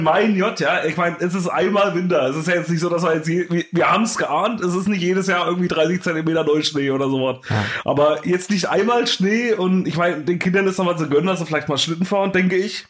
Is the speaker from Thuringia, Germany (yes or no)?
yes; Thuringia, Germany; now in Brandenburg, Germany; Ich komme ja nur aus Thüringen